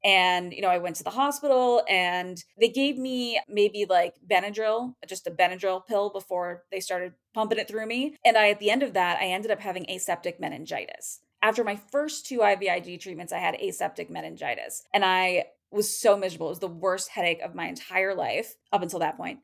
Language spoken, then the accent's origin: English; Portland, Oregon, United States; I am from the Portland, Oregon metro area.